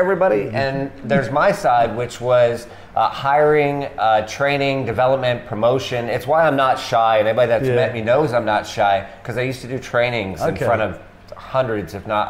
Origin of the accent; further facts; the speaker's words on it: New Hampshire, United States; also born or lived in Washington, D.C. / Florida / Texas; now in Thailand; I'm American, uh-huh. And I usually say Washington, D.C., but I was actually born in New Hampshire. And I spent some time, I don't know how well you know America, but just for people watching, spent some time in Florida, Texas, and D.C.